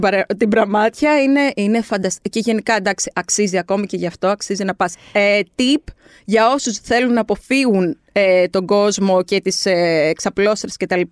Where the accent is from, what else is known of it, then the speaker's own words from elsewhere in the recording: Kardamyla, North Aegean, Greece; και στο χωριό μου, στα Καρδάμιλα